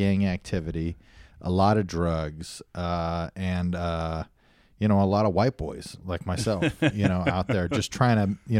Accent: Fresno, California, United States; Hell yeah, home of me and Ed's Pizza.

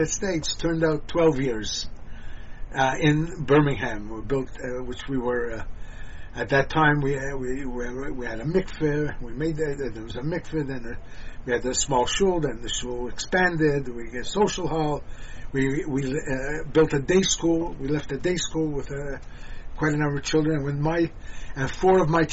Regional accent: Montreal, Quebec, Canada; moved away as an adult; also born or lived in Savannah, Georgia / Mountain Brook, Alabama / Toronto; I was born in Montreal and raised in Montreal

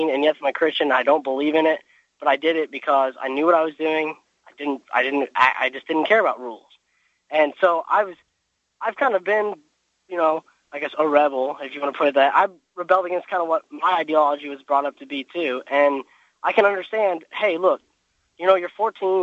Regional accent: Evansville, Indiana, United States; I'm from Evansville

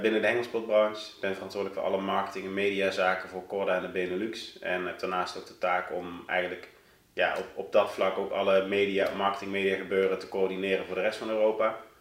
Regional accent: Doenrade, Limburg, Netherlands; moved away as an adult; now in Eindhoven, Netherlands; Ik kom uit een heel klein dorpje in de buurt van Sittard, van Zuid-Limburg. Ja? Eh, ehm, dorpje Doenraden. Nou, het is, ik denk als het duizend inwoners heeft, is het heel veel

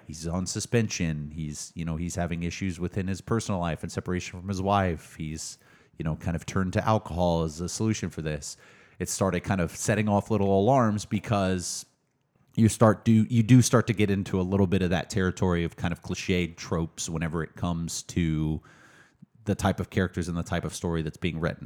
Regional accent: Mesquite, Texas, United States; also born or lived in Tyler, Texas; I grew up in Dallas, um, but did spend a lot of time in Tyler

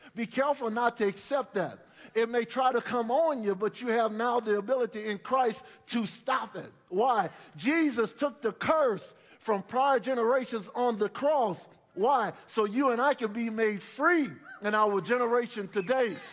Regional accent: New Orleans, Louisiana, United States; growing up in New Orleans, two older brothers, my parents sent us to church.

